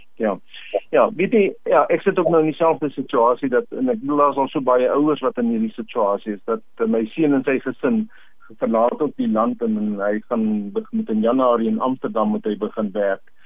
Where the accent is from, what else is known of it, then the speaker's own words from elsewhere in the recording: South Africa; Ons as Suid-Afrikaners